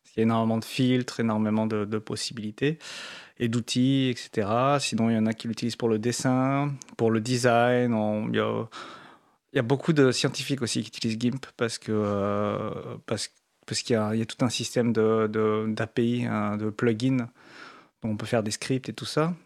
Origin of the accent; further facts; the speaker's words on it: France; comme on est français